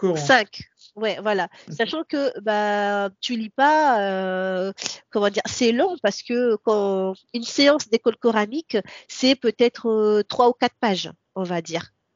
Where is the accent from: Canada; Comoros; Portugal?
Comoros; first language Comorian; French is a second language; now in France; je viens des, des Comores. Donc d'une des trois îles qui sont officiellement des îles comoriennes. Mon enfance, bah, comme je l'ai dit tout au début, euh, c'est rythmé par euh, bah, l'école coranique